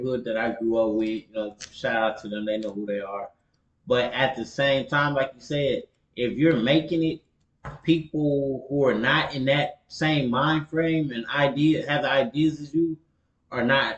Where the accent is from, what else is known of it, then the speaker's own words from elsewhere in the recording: Houston, Texas, United States; also born or lived in Canada; born in Canada, but I was raised in Acres home, so I'm always in the area